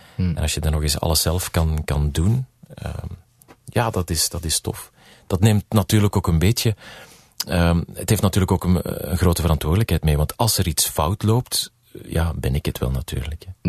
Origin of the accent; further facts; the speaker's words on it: Belgium; moved away as an adult; now in United States; als Belg